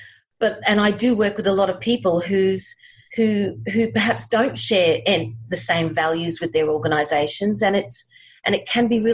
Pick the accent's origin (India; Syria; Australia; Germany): Australia; Brisbane, Queensland; also born or lived in United Kingdom; I'm from Brisbane, Australia. Grew up here in Brisbane.